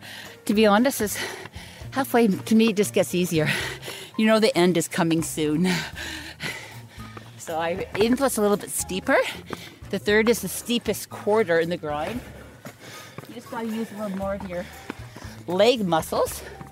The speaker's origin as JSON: {"language": "English", "town": "North Vancouver", "region": "British Columbia", "country": "Canada", "tie": "born or raised there", "lives_now": "West Vancouver, Canada", "said": "I was born here on Grouse Mountain in North Vancouver. I lived, born and raised here. I live now in West Vancouver. I grew up here on this mountain"}